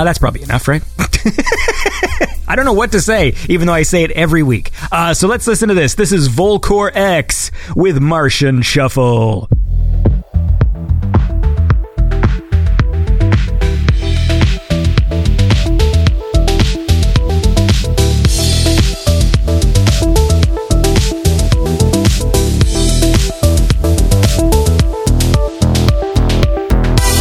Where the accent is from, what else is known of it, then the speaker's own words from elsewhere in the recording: Canada; I'm Canadian